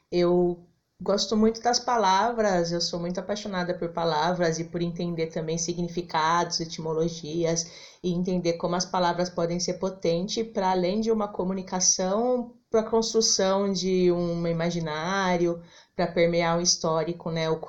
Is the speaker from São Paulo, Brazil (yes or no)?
yes; São Paulo, Brazil; eu nasci em São Paulo mesmo, sempre morei aqui em São Paulo. A princípio na Penha, Zona Leste, e agora eu moro na República, no centro.